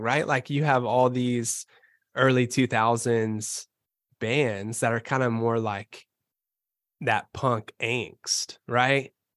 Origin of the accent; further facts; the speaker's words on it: Bowling Green, Kentucky, United States; moved away as an adult; I'm from Bowling Green, Kentucky